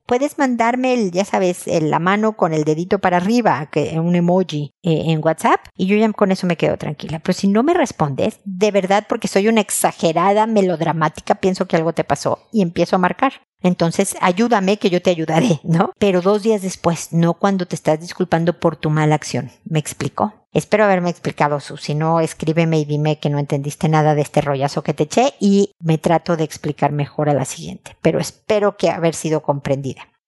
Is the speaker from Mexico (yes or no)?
yes; Mexico; mi tierra, en México